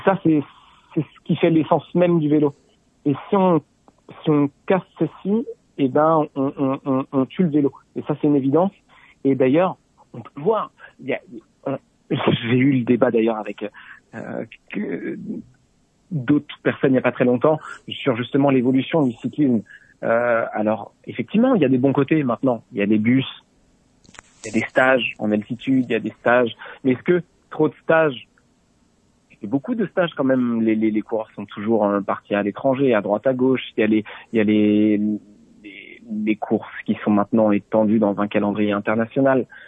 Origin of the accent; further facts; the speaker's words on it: Saint-Arnoult-en-Yvelines, Île-de-France, France; étant gamin, j'avais Paris Tour, le départ à côté de la maison à Saint-Arnaud-en-Yvelines